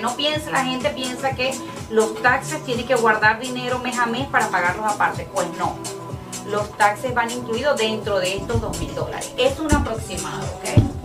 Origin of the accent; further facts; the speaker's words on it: Ciudad Guayana, Bolívar, Venezuela; now in United States; soy de Puerto Ordaz. Ciudad Guayana